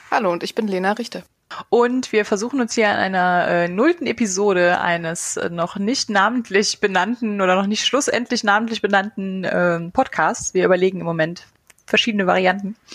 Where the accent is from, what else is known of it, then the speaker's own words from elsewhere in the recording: Eifel, Germany; Also ich bin in der Eifel aufgewachsen, nicht so ganz tief in der Eifel, aber genug, um äh, quasi keinen Kontakt zur zivilisierten Welt zu haben.